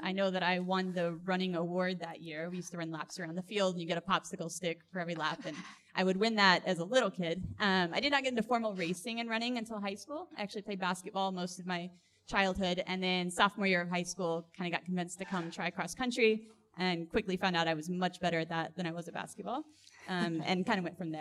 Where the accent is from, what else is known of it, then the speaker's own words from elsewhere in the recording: Denton, Texas, United States; now in Austin, United States; I grew up in Denton, Texas. Currently live in Austin, Texas